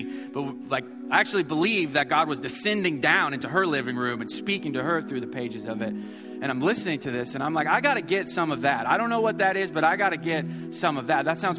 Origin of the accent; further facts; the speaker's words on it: Missouri, United States; moved away as an adult; now in Houston, United States; I was from Missouri.